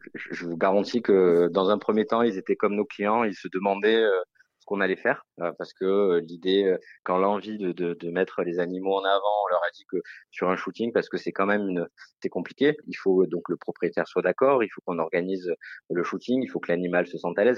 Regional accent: Marseille, Provence-Alpes-Côte d'Azur, France; je suis marseillais

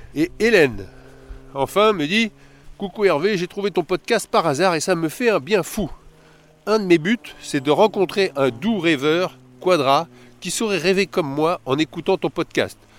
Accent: Paris, Île-de-France, France; je suis de Paris

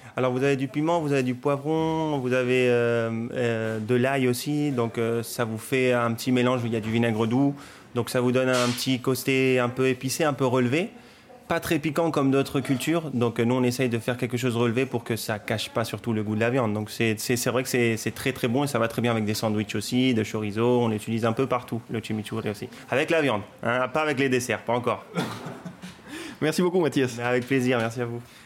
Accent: Córdoba, Argentina; now in Paris, France; je suis de Cordoba

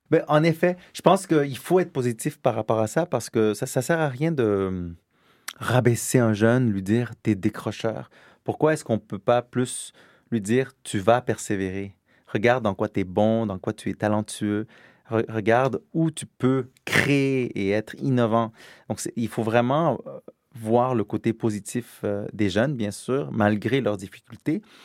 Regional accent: Quebec, Canada; now in France; je suis québécois, j'habite en France, mais je suis québécois

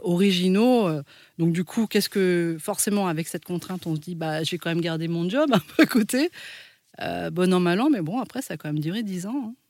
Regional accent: France; On est en France, on est français, mais en fait, on n'a pas la même tête que les Français

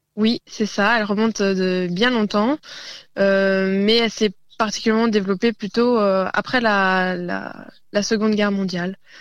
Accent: northern Côte-d'Or, Châtillonnais, Bourgogne-Franche-Comté, France; Je viens du Nord-Côte d'Or, dans le Châtillonnais, et précisément dans un petit village qui s'appelle Puy.

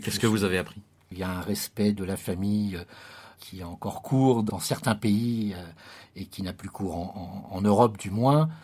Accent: France; moved away as an adult; also born or lived in Morocco; de revenir en France, puisque j'avais quitté la France pendant plus de dix ans, euh, c'était de me challenger aussi, de revenir un peu sur ma terre natale

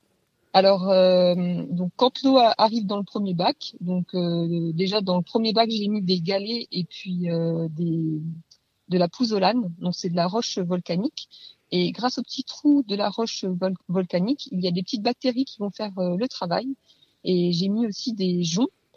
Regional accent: Leval, Bourgogne-Franche-Comté, France; je viens de Leval, juste à côté de Rougemont-Château, dans le territoire de Belfort.

